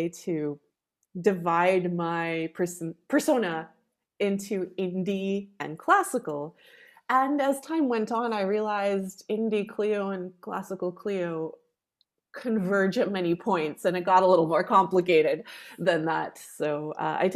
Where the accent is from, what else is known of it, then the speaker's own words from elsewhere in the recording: Canada; moved away as an adult; also born or lived in Poland; now in Austria; My parents both originally come from Poland. They're Polish Canadian, and I was raised speaking Polish, English, and then French